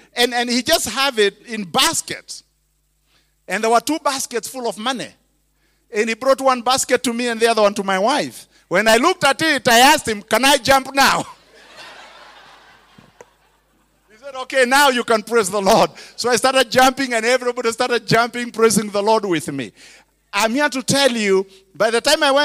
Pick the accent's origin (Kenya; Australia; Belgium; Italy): Kenya; English is a second language; moved away as an adult; now in United States; I was a preacher from Kenya